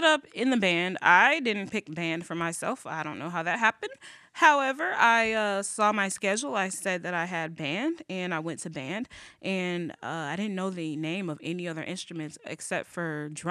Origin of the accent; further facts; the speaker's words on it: Rockford, Illinois, United States; also born or lived in Peoria, Illinois; I grew up in Rockford on the south side, south central in Ogilby